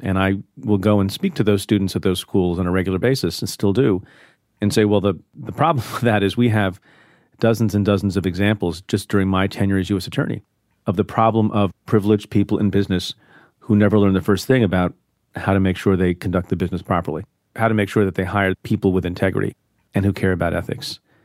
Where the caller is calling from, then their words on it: San Diego, California, United States; I'm calling from San Diego, California